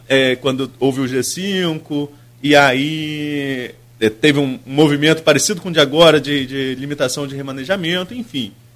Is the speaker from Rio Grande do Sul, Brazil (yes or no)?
no; Atafona, Rio de Janeiro, Brazil; eu sou de Atafona